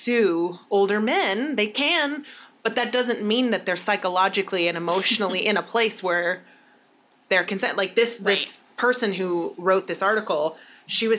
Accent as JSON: {"language": "English", "country": "United States", "said": "as an American"}